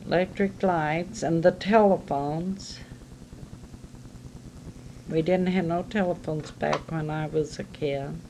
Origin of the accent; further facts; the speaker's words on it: Marceline, Missouri, United States; growing up in Marceline